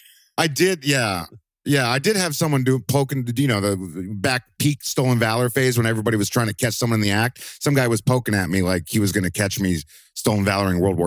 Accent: Maple Grove, Minnesota, United States; also born or lived in Los Angeles, California; now in San Antonio, United States; I was born in L.A., but I grew up in Minnesota.

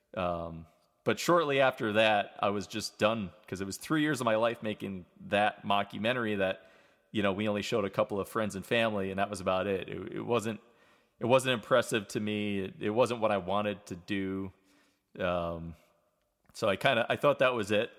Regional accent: New York, United States; moved away as an adult; also born or lived in Vermont; now in Atlanta, United States; I was from New York

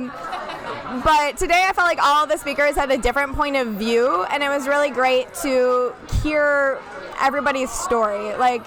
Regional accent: Berkley, Michigan, United States; I am from Berkeley, Michigan

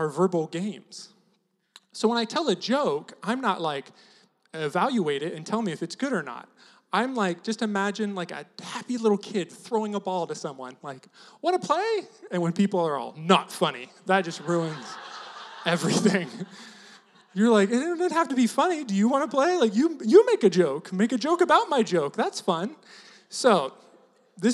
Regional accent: near Turlock, Central Valley of California, United States; moved away as an adult; also born or lived in Seattle; I grew up in Central Valley of California, right next to Turlock

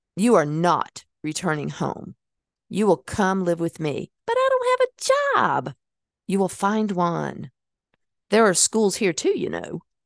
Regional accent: Hickory, North Carolina, United States; moved away as an adult; I wouldn't have been able to move out of Hickory, North Carolina and become the person that I was going to be because I needed that time away from my hometown

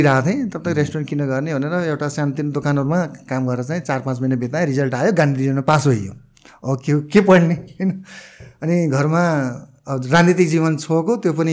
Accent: Gulmi, Lumbini Province, Nepal; also born or lived in Delhi, India; म मलाई गाउँले परिवेशमै जन्मेको जस्तै सरसँग म गुल्मी अलिक म गुल्मिया जन्मेको

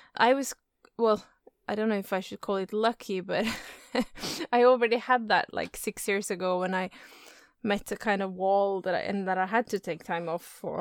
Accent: Oslo, Norway; In Oslo. That's where I live and where I'm from. Yeah. Mm-hmm. So it's it's uh, my hometown.

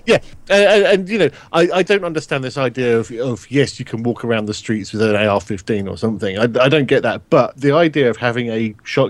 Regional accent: United Kingdom; as a Brit

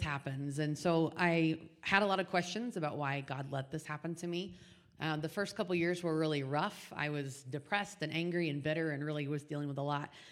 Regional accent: Indianapolis, Indiana, United States; now in Wyoming, United States; born and raised in Indianapolis

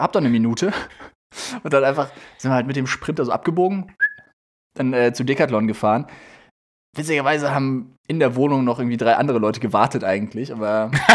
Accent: Germany; moved away; in Nienstein, äh, in dem Ort, wo ich herkomme

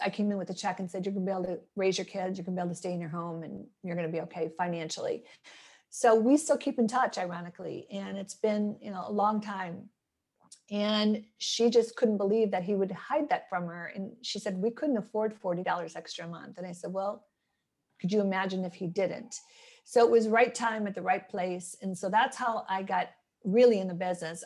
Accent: Midwest, United States; moved away; I'm born and raised in the Midwest

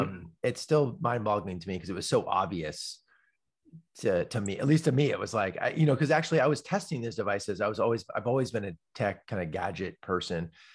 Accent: Palo Alto, California, United States; I grew up in Palo Alto, ki, and literally I grew up, like, three blocks from Steve Jobs

